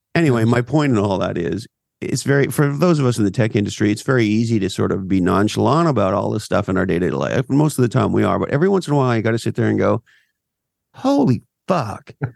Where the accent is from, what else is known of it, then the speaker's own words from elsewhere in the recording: Montreal, Quebec, Canada; now in California, United States; I grew up on the East Coast, Montreal, Canada.